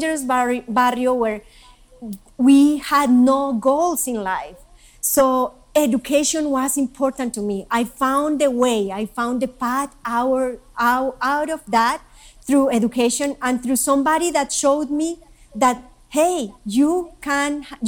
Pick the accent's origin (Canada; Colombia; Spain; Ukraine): Colombia; now in United States; I'm Colombian.